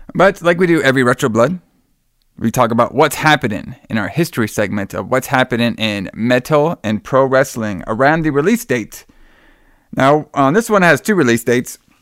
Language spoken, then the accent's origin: English; Miami, Florida, United States; I was born in Miami